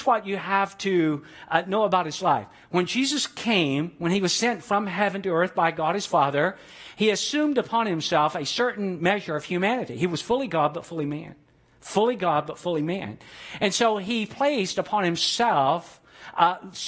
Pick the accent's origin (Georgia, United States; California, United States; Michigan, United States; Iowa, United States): Georgia, United States; Atlanta; Growing up in Atlanta, Georgia